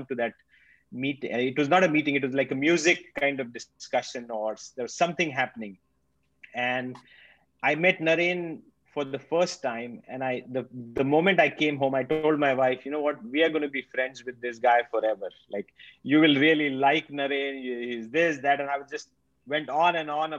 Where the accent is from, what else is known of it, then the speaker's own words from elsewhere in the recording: Nashik, Maharashtra, India; moved away as an adult; now in Australia; I'm a pharmacist by training from India. I grew up in Nasik